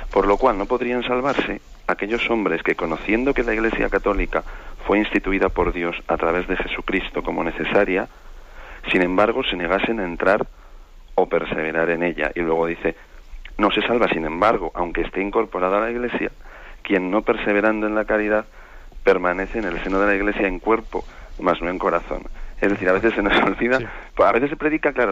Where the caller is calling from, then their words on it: Vitoria, Basque Country, Spain; de Vitoria.